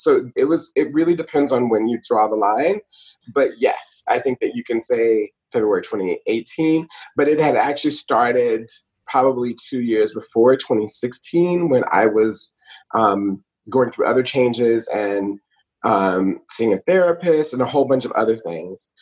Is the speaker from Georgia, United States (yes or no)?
yes; Atlanta, Georgia, United States; also born or lived in Brooklyn, New York; now in New York, United States; I grew up in Atlanta, Georgia, but am a New Yorker. I live in Brooklyn